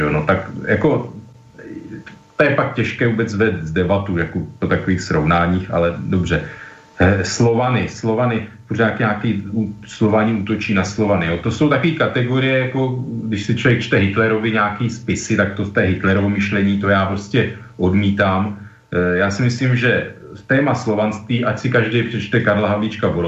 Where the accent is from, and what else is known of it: Czechia